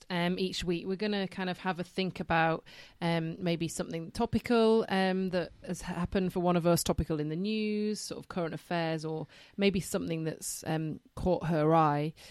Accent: Yorkshire and the Humber, United Kingdom; now in London, United Kingdom

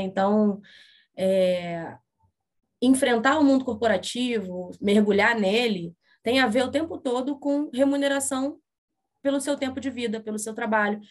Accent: Rio de Janeiro, Brazil; Eu sou do Rio de Janeiro

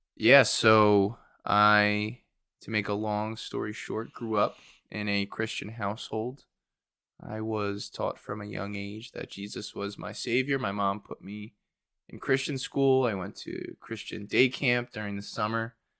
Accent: Warminster, Pennsylvania, United States; also born or lived in Philadelphia, Pennsylvania / Chester, Pennsylvania; now in Aston, United States; I grew up in Warminster, Pennsylvania

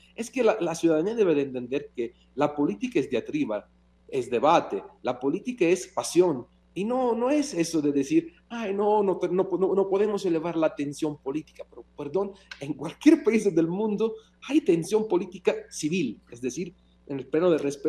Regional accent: Mexico; soy mexicano, me siento mexicano y claramente defiendo mi país

